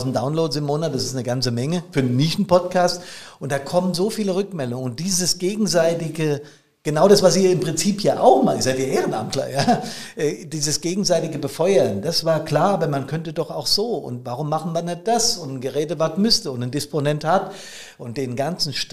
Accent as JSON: {"language": "German", "region": "Hesse", "country": "Germany", "said": "Großstädte hier im Rhein-Main-Gebiet, ganz in der Nähe, wo ich herkomme"}